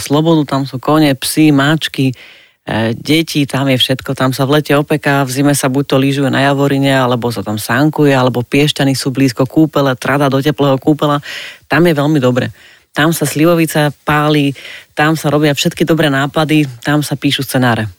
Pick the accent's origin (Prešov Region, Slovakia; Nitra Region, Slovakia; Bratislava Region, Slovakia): Bratislava Region, Slovakia; Bratislava; also born or lived in Podkylava; ja som z Bratislavy, že akože naozaj k babičke sme chodili električkou